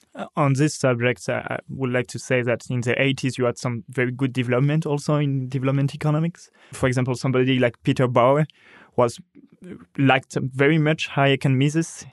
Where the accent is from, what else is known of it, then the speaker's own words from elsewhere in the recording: France; my hometown